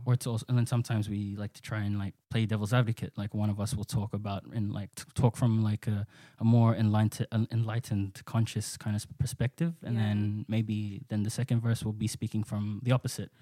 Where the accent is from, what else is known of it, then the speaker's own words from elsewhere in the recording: Sydney, New South Wales, Australia; both born and raised in Western Sydney. Um, I I grew up and still live in Pendle Hill.